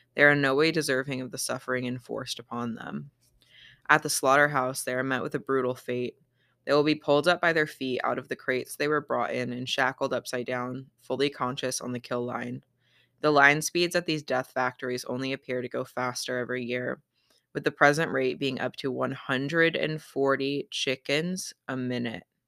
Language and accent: English; Battle Ground, Washington, United States; my hometown of Battleground, Washington